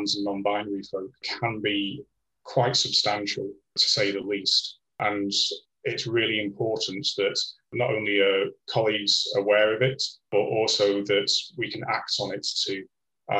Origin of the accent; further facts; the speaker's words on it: Blackpool, North West England, United Kingdom; moved away as an adult; also born or lived in north of Scotland / Sweden; now in Liverpool, United Kingdom; I'm originally from Blackpool